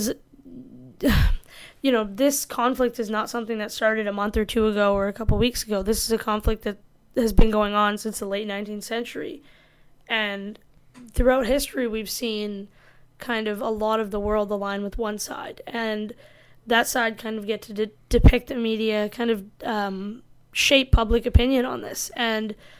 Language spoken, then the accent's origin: English; India; I'm Indian